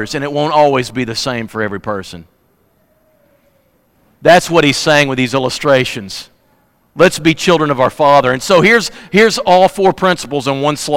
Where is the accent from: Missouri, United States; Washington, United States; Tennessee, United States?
Missouri, United States; Fredericktown; also born or lived in Kennett, Missouri; I'm from Kennett. I'm from Fredericktown